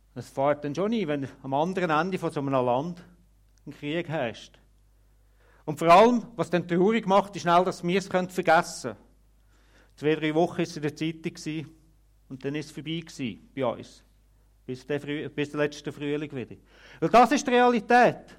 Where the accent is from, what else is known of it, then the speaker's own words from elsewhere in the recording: Switzerland; bei uns in der Schweiz